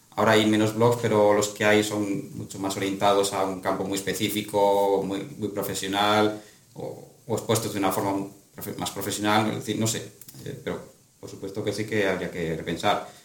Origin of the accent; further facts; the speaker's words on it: Astorga, Castile and León, Spain; mi ciudad de origen, que es Astorga